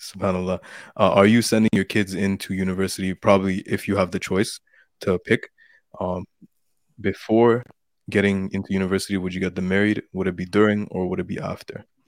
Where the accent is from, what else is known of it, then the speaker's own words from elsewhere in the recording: Canada; I'm from Canada